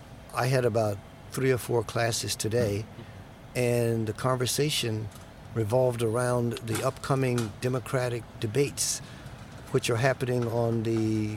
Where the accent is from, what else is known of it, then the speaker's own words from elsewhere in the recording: United States; Even though I'm here, you know, I'm still there. I'm still an American